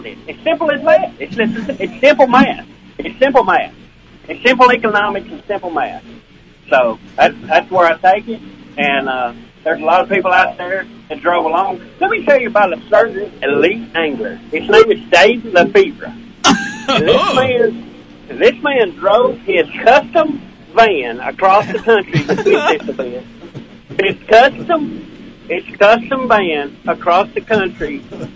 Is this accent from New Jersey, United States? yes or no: no; Ardella, Alabama, United States; I was born and raised in Ardella, Alabama.